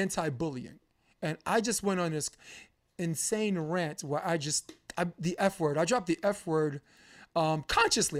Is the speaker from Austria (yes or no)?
no; New York, United States; I'm a New Yorker